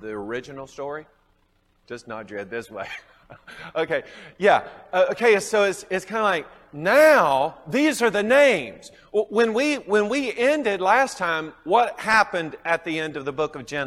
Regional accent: the South, United States; accent: southern; my southern accent

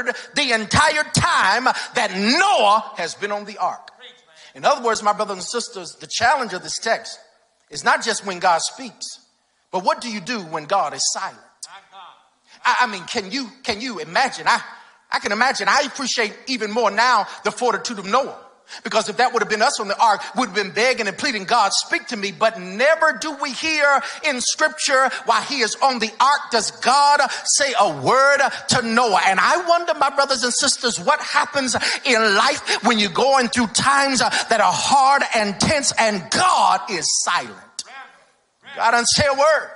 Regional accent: Greensboro, North Carolina, United States; I grew up in Greensboro, North Carolina. That's home for me

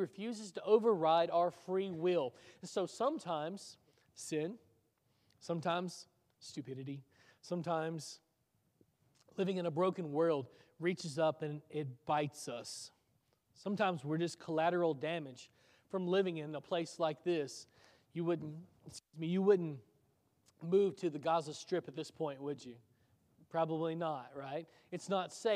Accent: Waverly, Tennessee, United States; moved away; my hometown in Waverly, Tennessee

